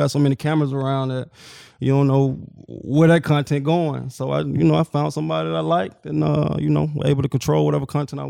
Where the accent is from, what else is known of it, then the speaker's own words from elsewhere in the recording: Tuscaloosa, Alabama, United States; Yeah, man, that's all you see when you're down there. I'm right in the heart of it.